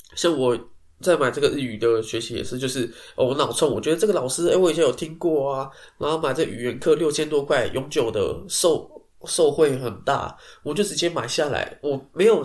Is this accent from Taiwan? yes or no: yes; Taipei, Taiwan; 身为台北人